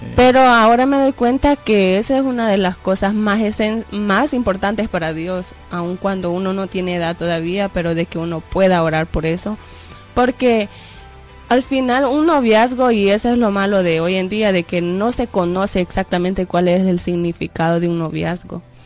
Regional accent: El Salvador; moved away; allá en El Salvador, en mi país

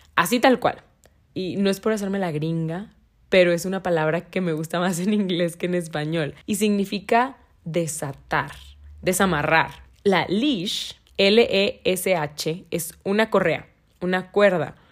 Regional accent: Monterrey, Nuevo León, Mexico; yo soy de Monterrey

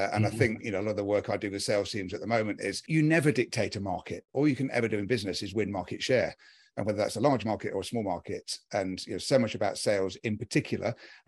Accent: United Kingdom; I'm a Brit.

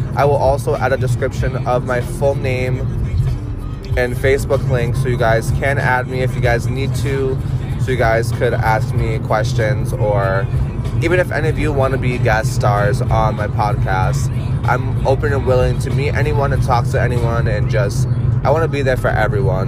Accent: Worcester, Massachusetts, United States; I'm originally from Massachusetts. I grew up in Worcester

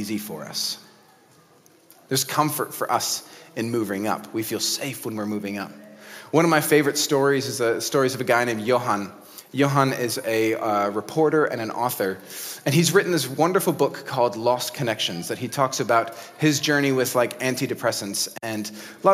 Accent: United States; In America, my home country

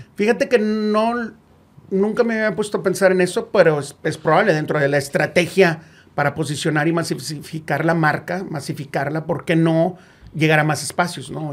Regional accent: Monterrey, Nuevo León, Mexico; soy de Monterrey

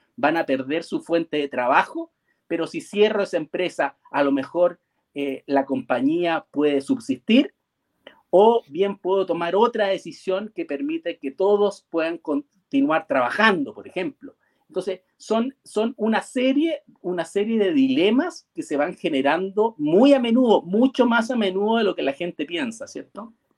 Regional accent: Chile; yo soy chileno

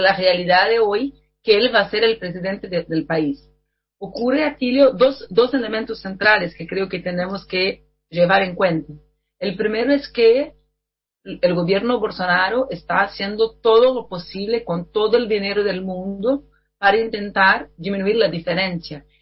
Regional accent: Brazil; Spanish is a second language; mi país

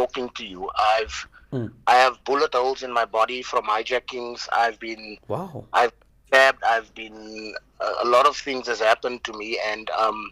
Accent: Johannesburg, Gauteng, South Africa; I was born in Johannesburg, Coronationville. We lived in Westbury for a few years. Moved to Eldorado Park and then moved to Klipspruit West, where I've spent most of my life

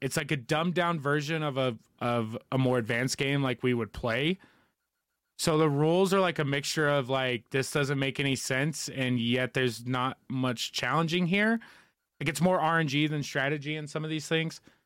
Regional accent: United States; as an American, and especially a millennial one

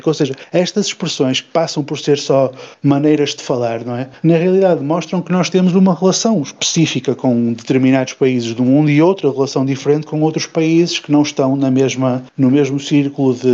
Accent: Portugal; Eu tenho dificuldade em chamar João ao João porque eu sou português

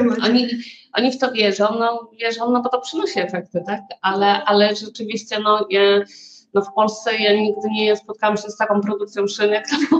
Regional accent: Warsaw, Masovian Voivodeship, Poland; moved away as an adult; now in Sweden; ja jestem z Warszawy

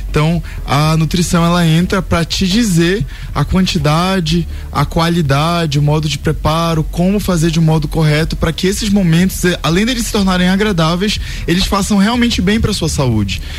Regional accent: Pará, Brazil; E eu sou paraense, é, gosto muito de açaí

